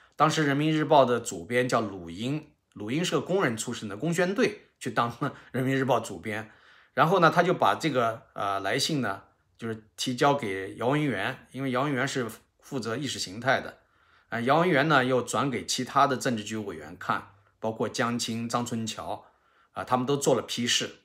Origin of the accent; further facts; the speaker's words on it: Xianyang, Shaanxi, China; 我在陕西省这个咸阳市下面的新平县